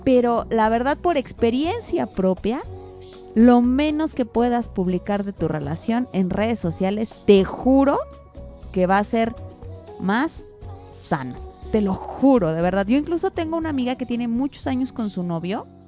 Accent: Mexico; nosotros como buenas mexicanas

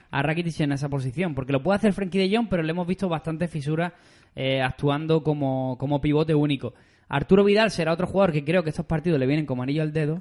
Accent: Andalusia, Spain; somos de Andalucía

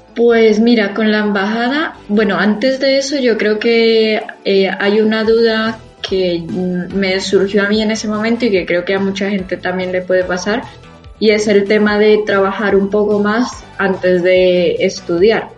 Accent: Bogotá, Colombia; moved away as an adult; now in Madrid, Spain; soy de Bogotá, en Bogotá pues está toda mi familia

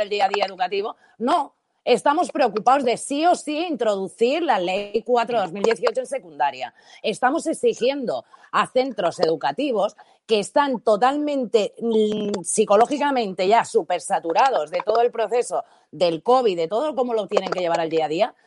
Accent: Valencian Community, Spain; first language Spanish

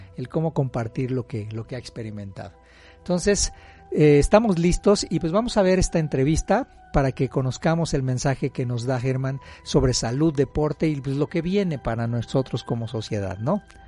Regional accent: Mexico; como mexicanos somos un país

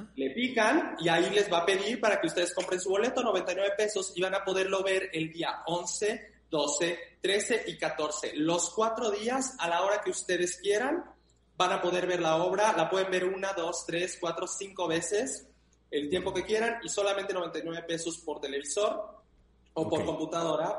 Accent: Mexico; en mi país, en México

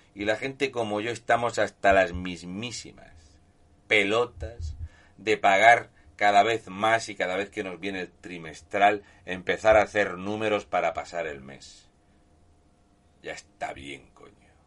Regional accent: Region of Murcia, Spain; un murciano encabronado

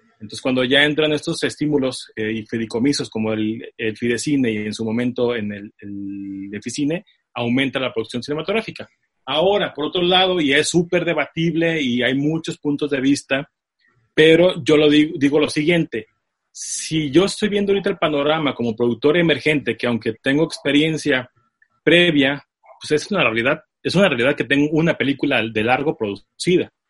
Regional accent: Tijuana, Baja California, Mexico; Nací en Tijuana por ahí del 81

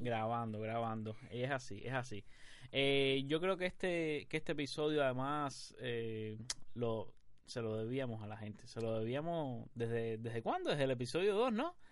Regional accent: Cuba; Somos un trío de tuiteros cubanos

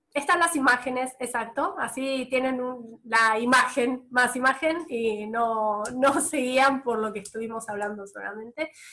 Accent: Bahía Blanca, Buenos Aires Province, Argentina; also born or lived in Italy; cuando volviera a mi provincia, cuando yo dije que, estaba, que vivía en Bahía Blanca

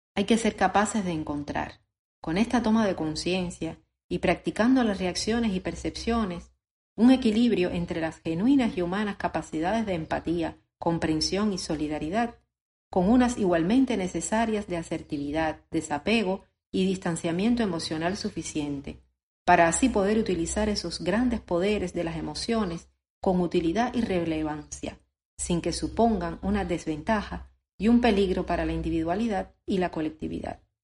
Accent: Cuba; Como cubano

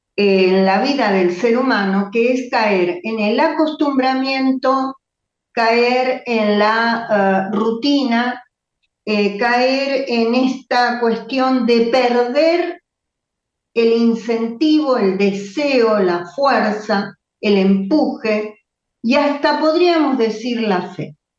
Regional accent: Argentina; para nosotros como argentinos

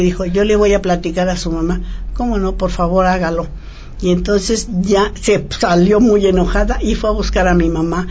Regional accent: Mexico

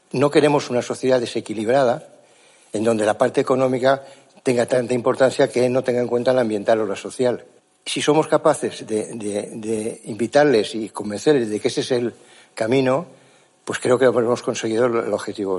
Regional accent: Mallorca, Balearic Islands, Spain; Yo vengo de Mallorca

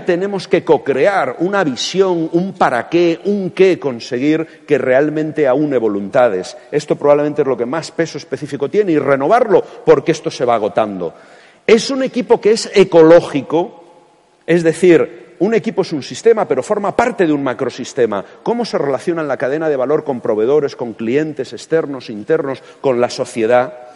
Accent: Castilla-La Mancha, Spain; como manchego

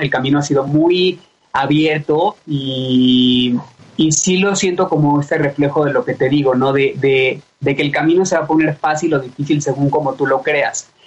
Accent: Mexico City, Mexico; Nací en la Ciudad de México. Eh, mi familia, mis papás también, mis abuelos no son de aquí, pero yo ya soy más mexicano que la tortilla.

